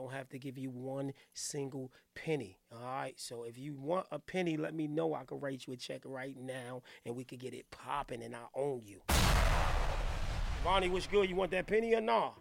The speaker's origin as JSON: {"language": "English", "region": "New Jersey", "country": "United States", "said": "I'm from New Jersey area."}